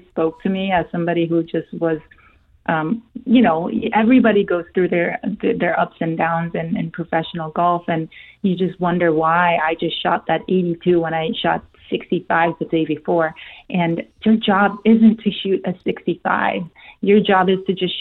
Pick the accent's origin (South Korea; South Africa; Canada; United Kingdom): South Korea; first language Korean; English is a second language; moved away; So I'm Korean. I was born in Korea. That's my native language.